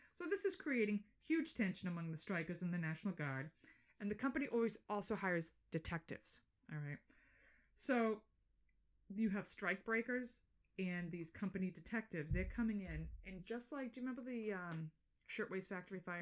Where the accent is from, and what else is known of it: Boston, Massachusetts, United States; accent: Boston